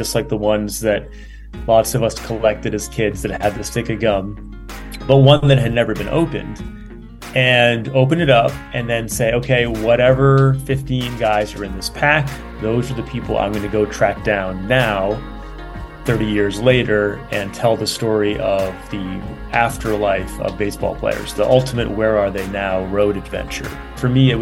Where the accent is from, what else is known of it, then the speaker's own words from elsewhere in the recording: Rhode Island, United States; moved away as an adult; also born or lived in San Francisco Bay Area, California; now in Oakland, United States; I grew up in Rhode Island, so it was all about the Boston Red Sox